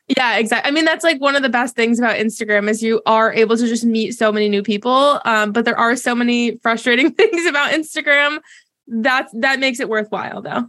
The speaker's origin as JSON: {"language": "English", "region": "Massachusetts", "country": "United States", "moved": "yes", "lives_now": "Charlotte, United States", "said": "I'm originally from Massachusetts"}